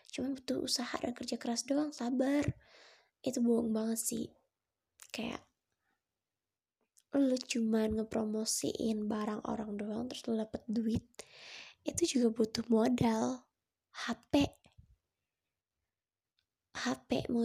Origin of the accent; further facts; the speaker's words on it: Padang, West Sumatra, Indonesia; Ya gue orang Padang